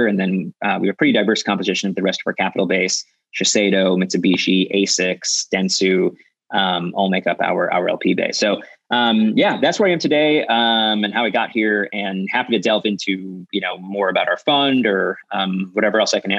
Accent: Milwaukee, Wisconsin, United States; now in California, United States; I grew up in Milwaukee, Wisconsin

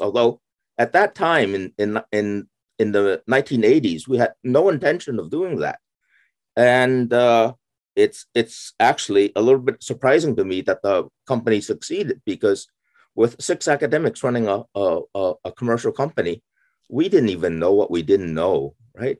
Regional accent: San Francisco, California, United States; moved away as an adult; also born or lived in Pennsylvania / Arizona / Waterloo, Ontario; I I was raised in uh, uh, uh California. I, I grew up in San Francisco.

